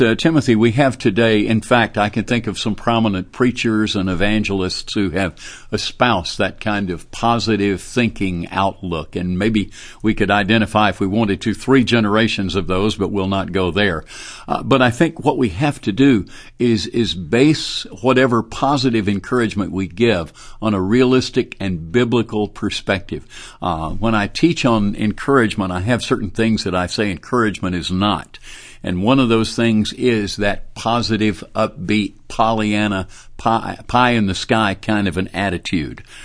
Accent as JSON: {"language": "English", "town": "Birmingham", "region": "Alabama", "country": "United States", "tie": "born or raised there", "also_born_or_lived": "Dallas", "said": "I grew up in Birmingham, right here in the city where Beeson is and where Southeastern is"}